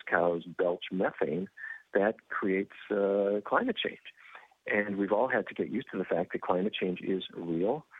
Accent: North Dakota, United States; I grew up in North Dakota and the middle of cattle country.

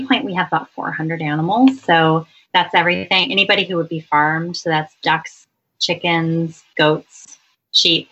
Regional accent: California, United States; I'm from California

